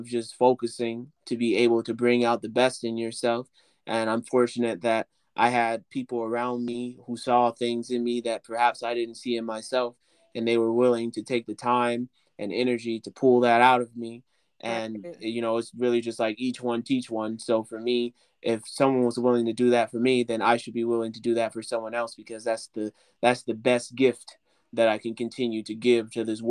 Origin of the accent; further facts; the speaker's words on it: Chicago, Illinois, United States; moved away as an adult; now in Los Angeles, United States; my early life as a child, coming from the South Side of Chicago, coming from the ghettos of Chicago, growing up in Inglewood, and then eventually moving to the Roseland area